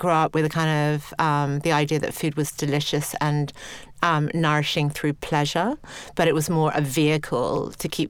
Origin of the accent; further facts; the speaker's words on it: Sydney, New South Wales, Australia; now in England; I grew up in Australia. I grew up in Sydney, had a really pretty idyllic childhood, 1970s in Australia